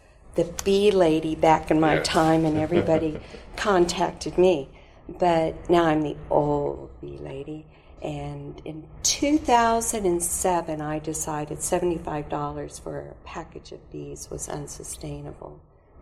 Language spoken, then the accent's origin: English; Missouri, United States; I'm from the Show Me State